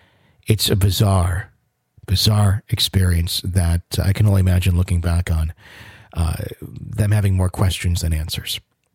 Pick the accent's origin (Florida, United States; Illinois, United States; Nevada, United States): Florida, United States; Panama City; My story takes place in my hometown of Panama City, Florida, when I was 18.